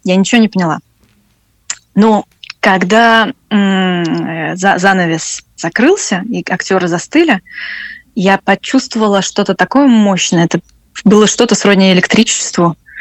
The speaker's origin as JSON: {"language": "Russian", "country": "Russia", "tie": "born or raised there", "also_born_or_lived": "France / Scotland", "moved": "as an adult", "said": "я родилась в России"}